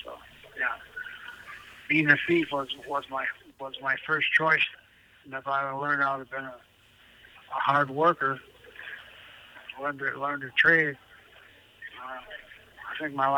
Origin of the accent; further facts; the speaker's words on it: Wisconsin, United States; I'm from Wisconsin. My tribe's located near Green Bay, Wisconsin.